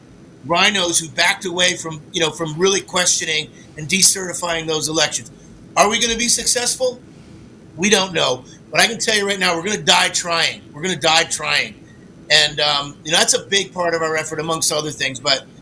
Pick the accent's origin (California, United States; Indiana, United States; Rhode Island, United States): Rhode Island, United States; moved away; I'm from New England myself personally. So is Patrick. New England, Rhode Island, I grew up.